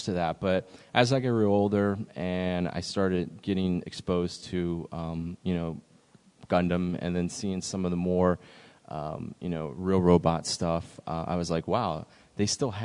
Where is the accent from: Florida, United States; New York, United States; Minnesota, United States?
Florida, United States; South; I grew up down here in South Florida